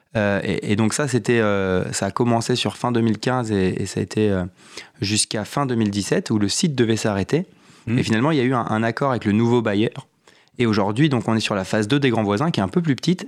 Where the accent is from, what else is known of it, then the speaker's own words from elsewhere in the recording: Val-d'Oise, Île-de-France, France; also born or lived in Compiègne / Saint-Étienne; now in Paris, France; j'ai grandi dans le petite ville du, Val d'Oise et après je fais mes études à Compiègne